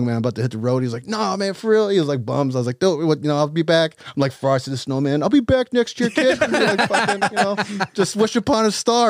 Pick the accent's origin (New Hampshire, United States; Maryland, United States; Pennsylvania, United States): Maryland, United States; right outside of D.C. in; I grew up in D.C., right outside of D.C. in Maryland